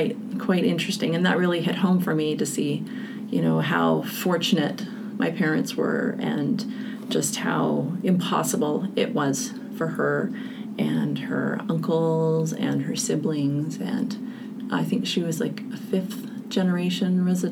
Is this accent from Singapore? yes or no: no; Canada; as a person growing up in Canada.